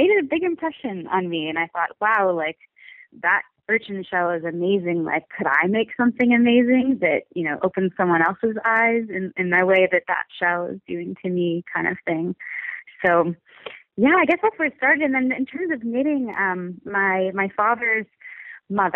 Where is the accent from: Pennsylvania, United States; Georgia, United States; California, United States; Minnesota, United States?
California, United States; Southern California coast, United States; I grew up on the Southern California coast